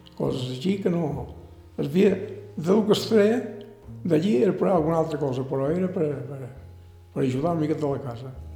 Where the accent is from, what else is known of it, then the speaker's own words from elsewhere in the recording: Sant Josep de sa Talaia, Balearic Islands, Spain; also born or lived in Ibiza Town; jo m'he criat aquí a Sant Jordi sempre